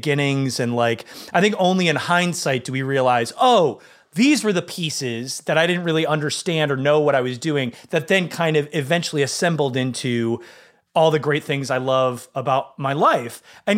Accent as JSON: {"language": "English", "region": "Michigan", "country": "United States", "tie": "born or raised there", "said": "I grew up in Michigan"}